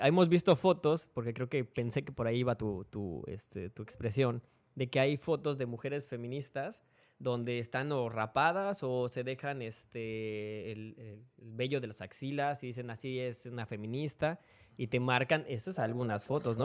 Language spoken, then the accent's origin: Spanish; Mexico City, Mexico; moved away; soy de la Ciudad de México y pues la familia que yo tengo allá